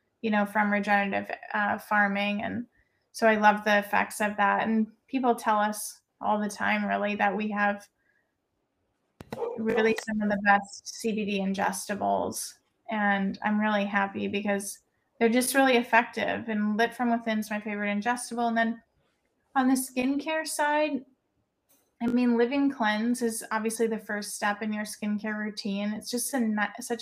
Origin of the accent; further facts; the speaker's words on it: Missouri, United States; moved away; I'm from Missouri originally.